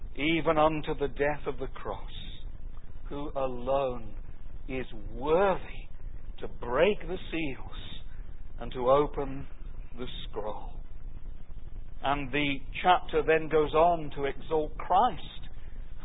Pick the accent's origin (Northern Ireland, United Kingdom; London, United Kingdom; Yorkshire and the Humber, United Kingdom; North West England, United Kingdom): London, United Kingdom; the London area, United Kingdom; I grew up in the London area.